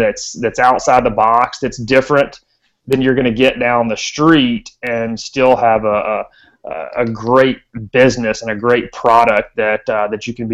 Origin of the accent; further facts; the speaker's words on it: the South, United States; every kid growing up in the South